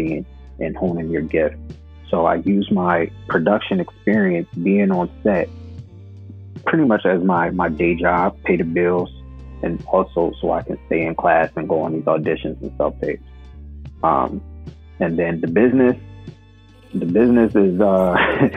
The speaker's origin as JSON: {"language": "English", "town": "Philadelphia", "region": "Pennsylvania", "country": "United States", "tie": "born or raised there", "moved": "as an adult", "lives_now": "Los Angeles, United States", "said": "I'm born and raised in Philadelphia. Currently live in Los Angeles now."}